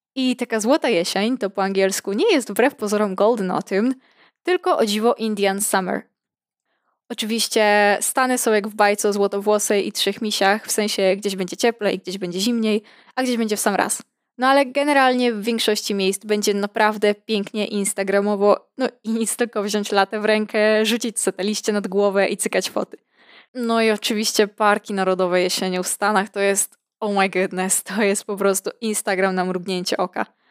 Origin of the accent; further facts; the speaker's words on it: Podlaskie Voivodeship, Poland; ja pochodzę z regionu wyjątkowego, nazwijmy to niedotkniętego ludzką ręką zagłady, spustoszenia i kapitalizmu. Regionu, z którego wywodzą się tak nieskazitelne rzeczy jak Puszcza Białowieska, grzubry, sery korycińskie